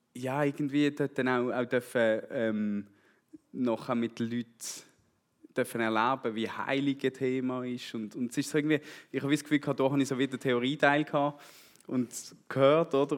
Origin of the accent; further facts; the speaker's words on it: Switzerland; also born or lived in Brazil; ich bin hier in, in der Gemeinde eigentlich aufgewachsen mit Jungschi und, und Kigo und Teensklasse